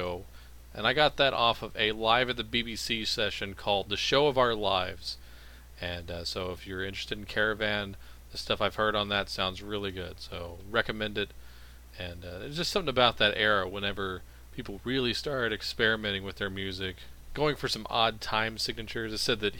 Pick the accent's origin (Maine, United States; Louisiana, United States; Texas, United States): Louisiana, United States; Baton Rouge; my hometown, Baton Rouge, Louisiana